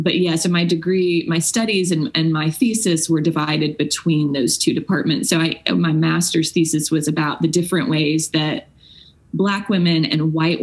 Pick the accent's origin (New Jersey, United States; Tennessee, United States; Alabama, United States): Tennessee, United States; Franklin; Well, I grew up in Franklin, Tennessee, and sort of feel on a cellular level the history of the region that I live in.